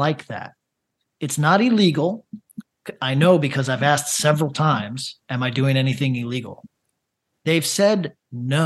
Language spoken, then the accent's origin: English; upstate New York, United States; moved away; also born or lived in Los Angeles; I'm from upstate New York